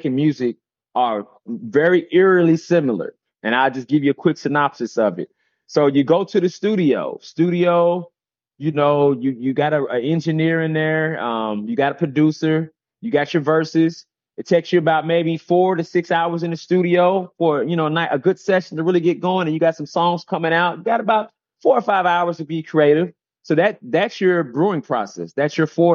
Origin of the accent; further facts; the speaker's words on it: Kentucky, United States; now in Atlanta, United States; I'm from Kentucky, and we're living in Atlanta.